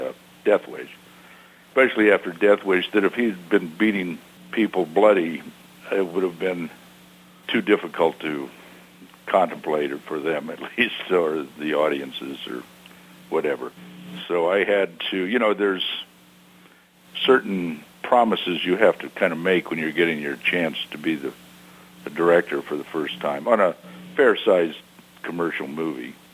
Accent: Long Beach, California, United States; I grew up in Long Beach, California

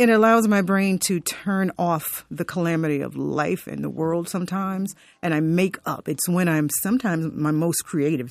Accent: Fort Lauderdale, Florida, United States; growing up in Fort Lauderdale

